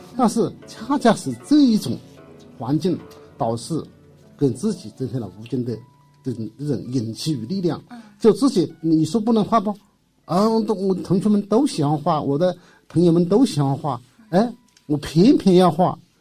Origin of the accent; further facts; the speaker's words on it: Hunan, China; moved away as an adult; now in Jinhua, China; 我的老家，呃，在湖南，我是一九那个，二九